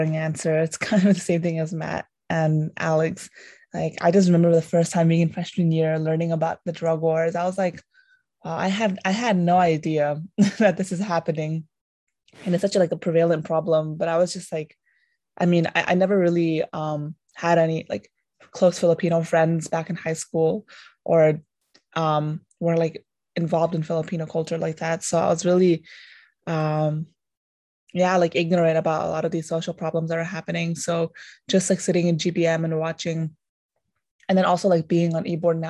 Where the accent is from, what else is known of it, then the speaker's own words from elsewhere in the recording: India; moved away; I was born in India